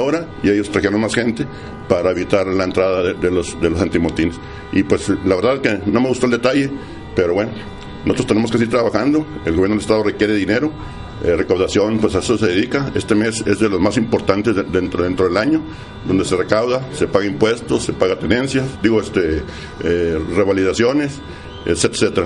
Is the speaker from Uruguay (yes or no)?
no; Delicias, Chihuahua, Mexico; somos familia de Delicia, somos amigos de Delicia, ustedes agricultores me conocen